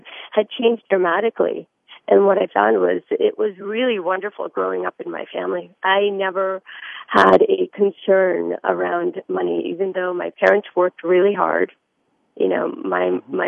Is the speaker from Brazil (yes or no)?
no; India; moved away; I was born in India